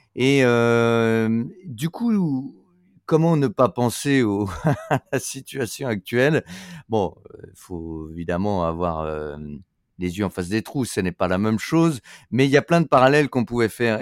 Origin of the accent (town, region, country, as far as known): France